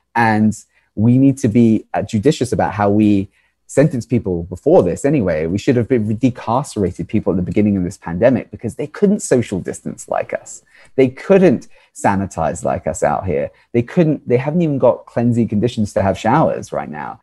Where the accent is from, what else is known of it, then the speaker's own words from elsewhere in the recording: United Kingdom; now in United States; I come from the United Kingdom originally